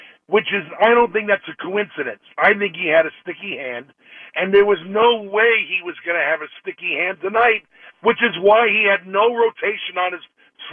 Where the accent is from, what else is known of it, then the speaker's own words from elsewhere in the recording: New York City, New York, United States; moved away as an adult; now in Winter Haven, United States; I'm originally from the Bronx